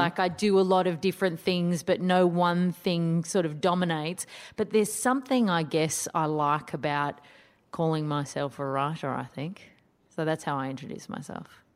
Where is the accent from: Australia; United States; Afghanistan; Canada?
Australia; Sydney, New South Wales; in Sydney, my hometown